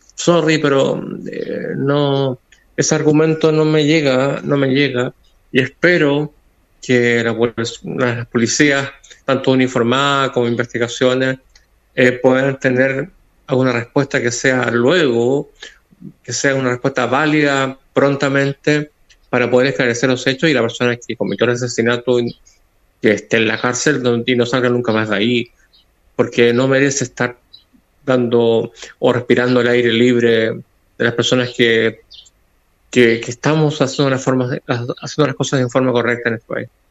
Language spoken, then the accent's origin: Spanish; Coquimbo, Chile; somos chilenas chilenas